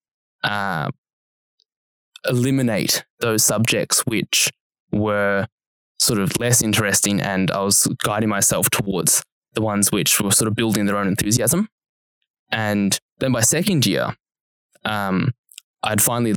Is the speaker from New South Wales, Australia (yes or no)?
no; Wangaratta, Victoria, Australia; moved away as an adult; now in Melbourne, Australia; there's actually more students at Uni Melbourne than there are people who live in my hometown.